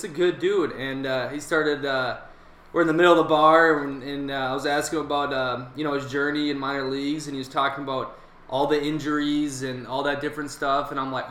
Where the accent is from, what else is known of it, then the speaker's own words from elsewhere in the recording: Prior Lake, Minnesota, United States; Par Lake, too. Our town was kind of small